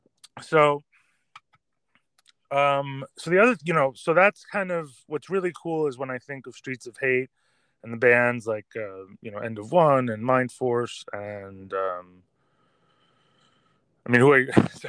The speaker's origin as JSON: {"language": "English", "area": "Westchester County", "region": "New York", "country": "United States", "tie": "born or raised there", "also_born_or_lived": "Brooklyn, New York", "said": "I was born in Brooklyn, then I grew up in Westchester County."}